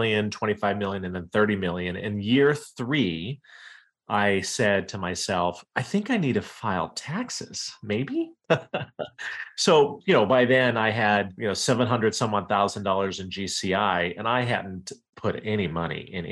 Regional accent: Iowa, United States; moved away as an adult; also born or lived in Wyoming / East Coast / Washington, D.C.; So I was born in Wyoming, grew up in Iowa, and then in the late 90s decided I wanted to move to the East Coast

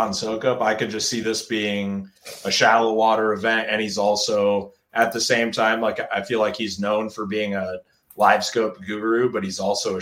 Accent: Iowa, United States; I am from Iowa

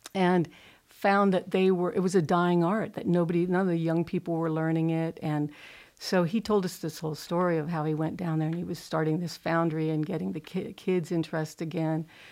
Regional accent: Pasadena, California, United States; I grew up in Pasadena, California.

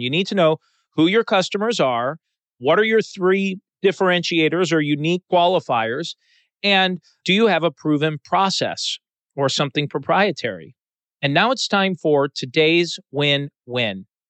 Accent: Chicago, Illinois, United States; I grew up in the Chicago area

